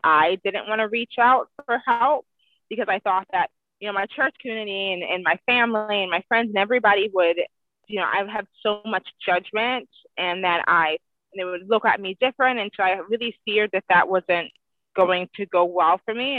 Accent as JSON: {"language": "English", "town": "Cleveland", "region": "Ohio", "country": "United States", "tie": "born or raised there", "moved": "yes", "lives_now": "Washington, United States", "said": "I currently live in Washington, but I grew up in Cleveland, Ohio."}